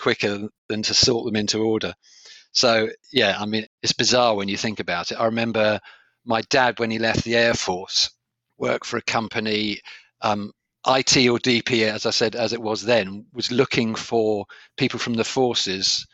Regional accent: Sevenoaks, South East England, United Kingdom; moved away as an adult; also born or lived in Leeds / Aden / Toronto / Edmonton; I grew up in a town called Sevenoaks

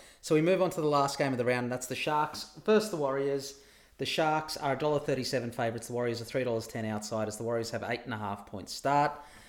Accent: Sydney, New South Wales, Australia; well, I grew up in Little Bay, so it's very close to me.

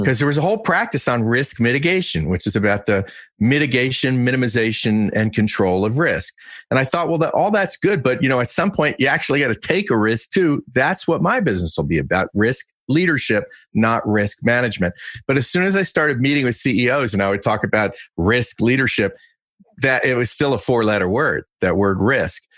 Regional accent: Westchester County, New York, United States; I won the Westchester County Diving Championships three times where I grew up in New York

